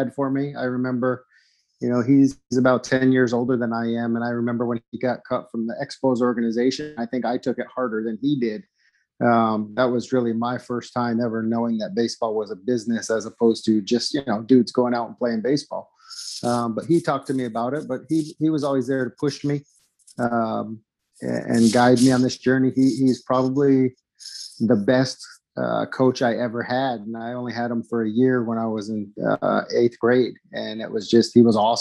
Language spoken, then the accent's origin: English; near Plattsburgh, New York, United States; also born or lived in Jacksonville, Illinois; it's 10 minutes from my hometown